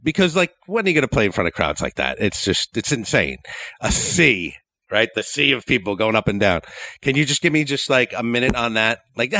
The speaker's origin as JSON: {"language": "English", "region": "New Jersey", "country": "United States", "said": "So we're from Jersey."}